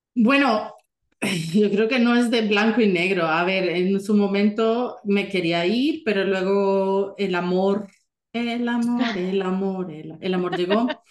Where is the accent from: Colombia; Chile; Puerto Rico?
Colombia; moved away as an adult; now in Germany; nací, crecí en Colombia y es una gran parte de mí